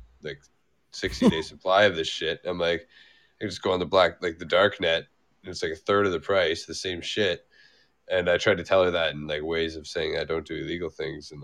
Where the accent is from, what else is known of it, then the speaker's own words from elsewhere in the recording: Canada; I'm Canadian